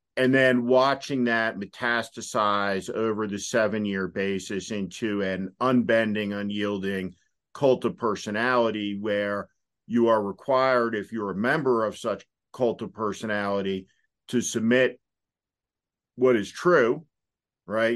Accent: New Jersey, United States; I'm from New Jersey.

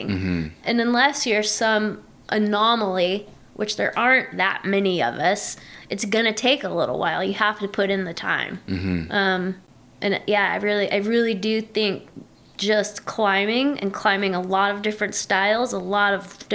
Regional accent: Louisiana, United States; now in Bishop, United States; I grew up in Louisiana

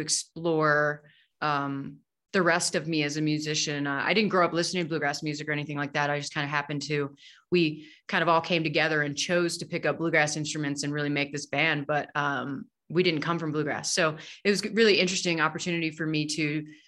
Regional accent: Harrisonburg, Virginia, United States; moved away as an adult; now in Denver, United States; I grew up in Harrisonburg, Virginia.

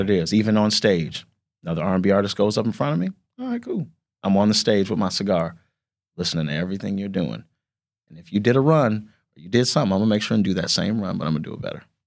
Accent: South Bend, Indiana, United States; I'm from South Bend, Indiana

